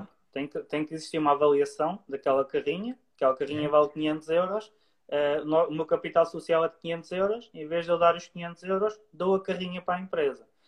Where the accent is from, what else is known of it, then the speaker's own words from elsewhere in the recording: Leiria, Centro, Portugal; eu sou de Leiria